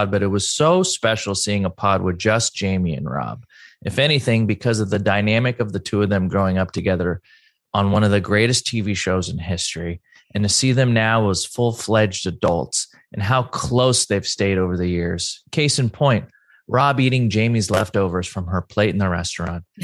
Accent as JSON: {"language": "English", "town": "Mission Viejo", "region": "California", "country": "United States", "said": "I'm from Mission Viejo."}